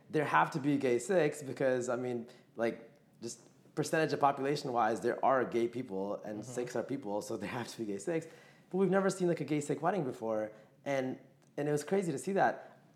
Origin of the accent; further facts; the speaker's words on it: Atlanta, Georgia, United States; we grew up in Atlanta, Georgia.